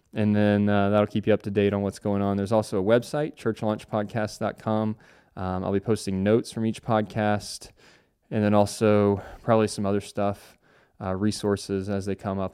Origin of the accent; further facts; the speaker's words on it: Cincinnati, Ohio, United States; now in Charlotte, United States; I grew up in Cincinnati, Ohio, and now reside in Charlotte, North Carolina